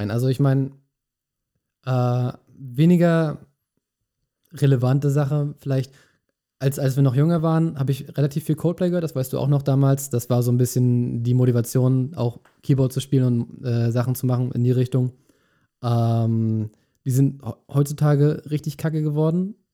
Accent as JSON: {"language": "German", "region": "Mecklenburg-Vorpommern", "country": "Germany", "said": "wie du das kennst, als auch Mecklenburger, ist es ganz schwer, gute Bands oder generell Konzerte zu kriegen, da wo wir herkommen."}